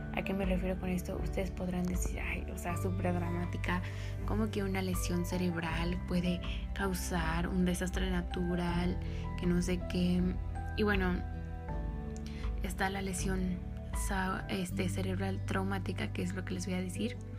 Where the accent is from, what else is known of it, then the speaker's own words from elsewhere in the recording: Mexico; yo soy mexicana